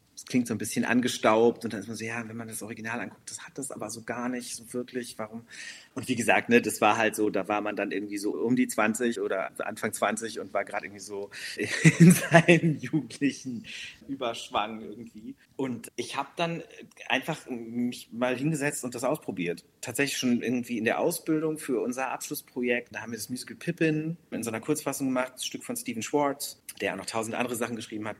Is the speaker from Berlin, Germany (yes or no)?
no; North Rhine-Westphalia, Germany; first language German; ich bin gebürtig aus Nordrhein-Westfalen, wirklich an der holländischen Grenze fast aufgewachsen